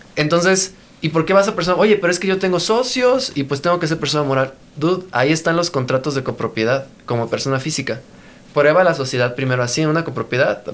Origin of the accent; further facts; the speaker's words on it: Mexico; somos mexicanos